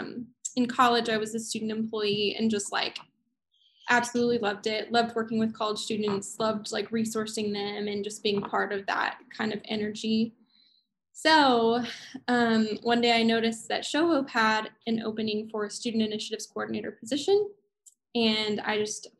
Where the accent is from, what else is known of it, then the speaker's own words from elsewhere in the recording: Colorado Springs, Colorado, United States; I also am from Colorado. And so I was born and raised in Colorado Springs